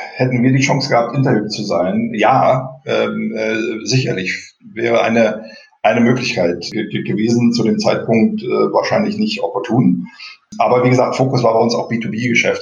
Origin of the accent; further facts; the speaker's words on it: East Germany, Germany; moved away as an adult; also born or lived in Dresden / United States; gelernter DDR-Bürger